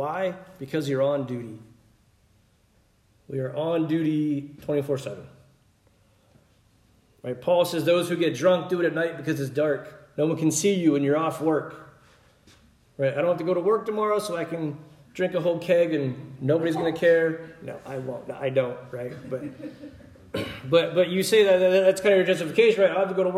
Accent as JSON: {"language": "English", "region": "Pennsylvania", "country": "United States", "tie": "born or raised there", "also_born_or_lived": "Mississippi", "moved": "yes", "said": "Growing up in Pennsylvania, we would always get extra bread and milk"}